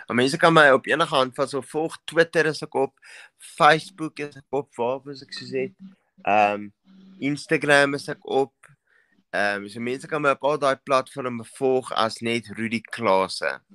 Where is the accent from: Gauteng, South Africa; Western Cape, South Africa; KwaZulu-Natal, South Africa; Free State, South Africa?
Gauteng, South Africa; Vereeniging; now in Benoni, South Africa; In die Prinses Hospitaal in Vereniging van alle plekke. So dis my hometown, die V-town.